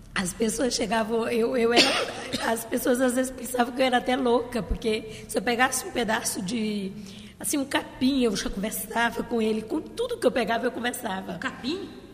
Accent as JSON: {"language": "Portuguese", "region": "Maranhão", "country": "Brazil"}